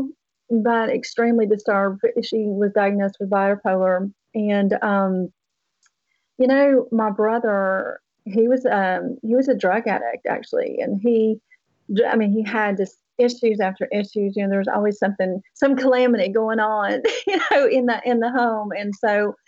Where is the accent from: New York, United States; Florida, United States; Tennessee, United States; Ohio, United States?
Tennessee, United States; accent: Southern; moved away; I came from Tennessee. And obviously they're very Southern still. You can kind of hear some of the accent still left in my voice. I grew up on a farm, actually